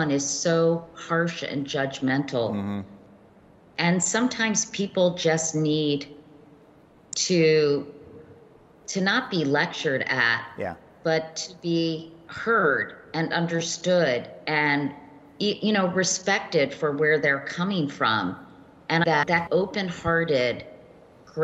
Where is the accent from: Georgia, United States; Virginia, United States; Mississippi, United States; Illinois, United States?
Virginia, United States; I grew up in Virginia.